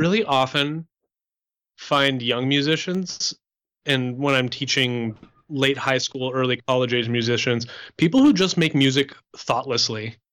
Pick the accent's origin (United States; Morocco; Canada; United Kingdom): Canada; moved away; I'm Canadian. I grew up speaking French